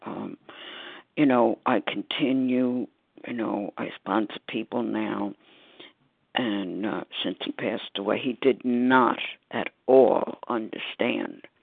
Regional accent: New York City, New York, United States; I'm from Staten Island, New York

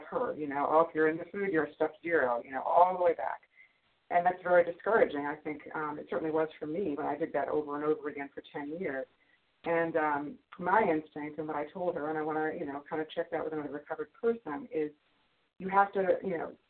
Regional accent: New York, United States; from New York, recovered compulsive overeater.

